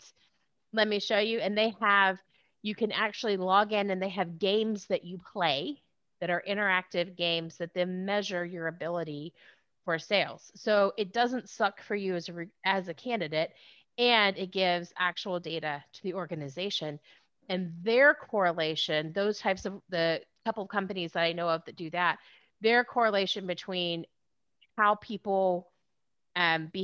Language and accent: English; Southeast Texas, United States; also born or lived in Houston, Texas / Austin, Texas; I was raised, I grew up in Texas, born in Houston, raised in Southeast Texas